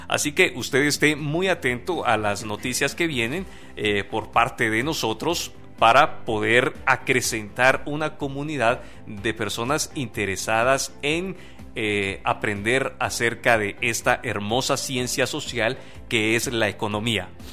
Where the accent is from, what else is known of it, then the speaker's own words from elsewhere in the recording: Guatemala; como guatemaltecos